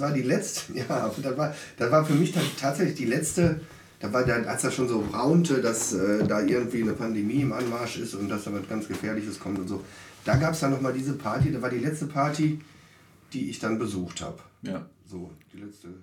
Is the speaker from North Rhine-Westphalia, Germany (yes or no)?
yes; Duisburg, North Rhine-Westphalia, Germany; Ich bin in Marxloh geboren